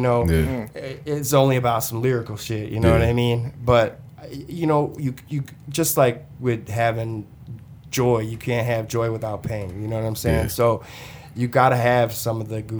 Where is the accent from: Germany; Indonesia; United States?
United States; Detroit, Michigan; where I grew up, like 8 and John R. area, like that's not really East Side to me.